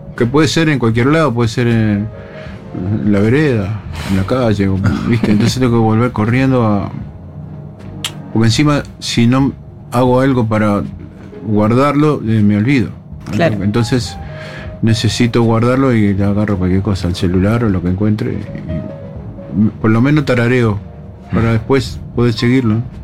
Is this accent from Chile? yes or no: no; Uruguay; como uruguayo